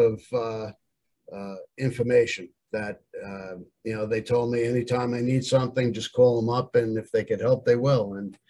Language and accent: English; Long Island, New York, United States; growing up on Long Island